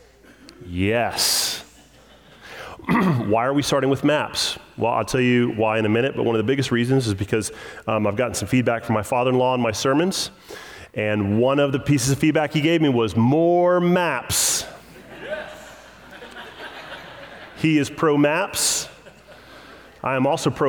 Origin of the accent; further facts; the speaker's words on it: United States; as an American